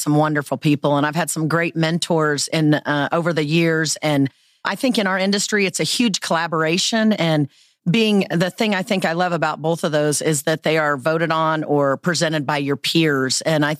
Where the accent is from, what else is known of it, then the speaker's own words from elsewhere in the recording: Dodge City, Kansas, United States; I am originally from Dodge City, Kansas, and I was fortunate to live in a town that was tourism.